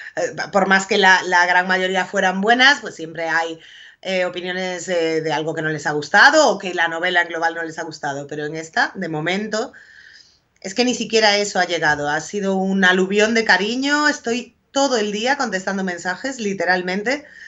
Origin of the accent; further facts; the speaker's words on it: A Coruña, Galicia, Spain; also born or lived in Foz; yo llevo toda la vida viviendo en Coruña, pero mi familia es de Foz, de un pueblo en la costa de Lugo.